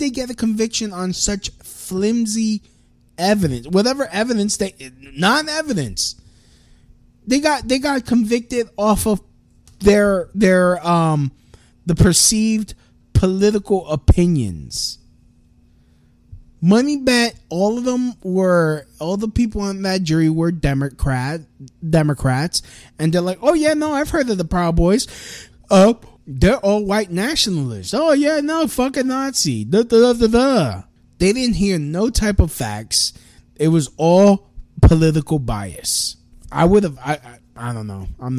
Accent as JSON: {"language": "English", "country": "United States", "also_born_or_lived": "New York City", "said": "I'm an American"}